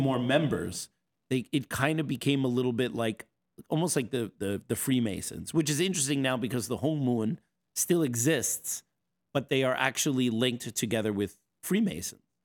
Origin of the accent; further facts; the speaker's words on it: East Coast, United States; moved away as an adult; also born or lived in Seattle; people like me who are transplants, we grew up on the East Coast.